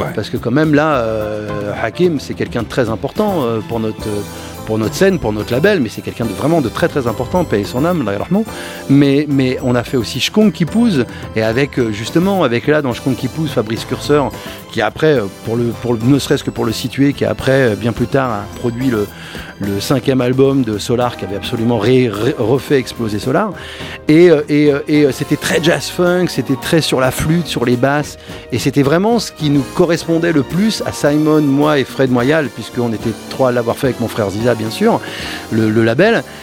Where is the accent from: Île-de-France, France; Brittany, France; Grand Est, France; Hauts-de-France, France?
Île-de-France, France; Cachan; mon quartier, de là où je viens, de Cachan